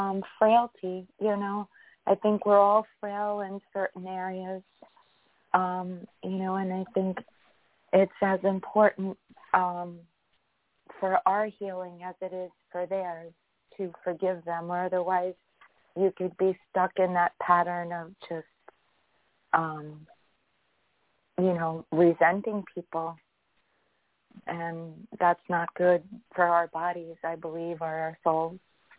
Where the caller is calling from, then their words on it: New York, United States; I'm calling from New York.